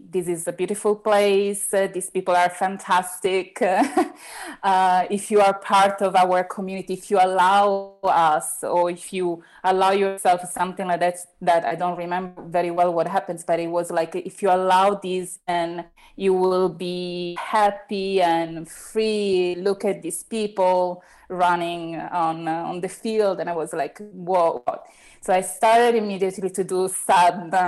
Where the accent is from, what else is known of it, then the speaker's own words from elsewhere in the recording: Italy; English is a second language; also born or lived in Rome; I was the only Italian in that specific moment